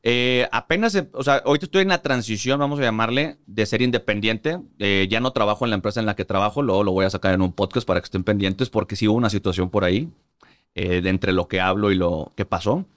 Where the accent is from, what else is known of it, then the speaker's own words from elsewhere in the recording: Monterrey, Nuevo León, Mexico; moved away as an adult; also born or lived in Mexico City; yo soy de Monterrey. Toda la vida eh, crecí, eh, nací, crecí, me crié en Monterrey